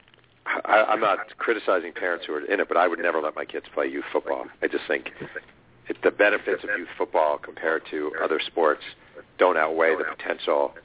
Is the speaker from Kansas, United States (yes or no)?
no; Mahopac, New York, United States; moved away; when I was growing up in Mayo Pack, New York, fall ball literally did not exist